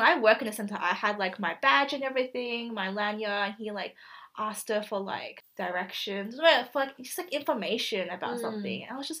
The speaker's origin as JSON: {"language": "English", "country": "Australia", "said": "I'm like, oh, I'm Australian."}